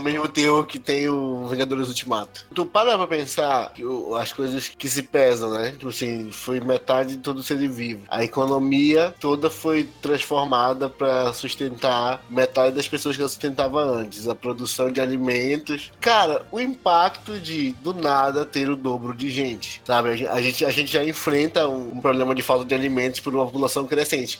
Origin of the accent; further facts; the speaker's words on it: Santarém, Pará, Brazil; crescendo em Santarém